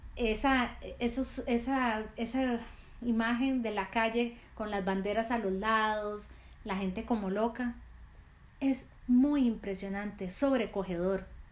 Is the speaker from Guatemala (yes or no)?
no; Costa Rica; Yo soy de Costa Rica